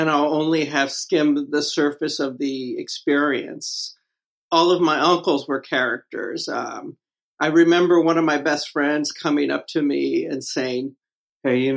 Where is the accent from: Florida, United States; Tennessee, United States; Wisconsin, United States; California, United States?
California, United States; Los Angeles; now in New York, United States; I was born in the General Hospital in L.A.